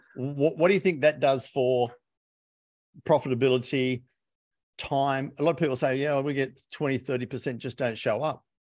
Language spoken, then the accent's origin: English; Australia; Being an Aussie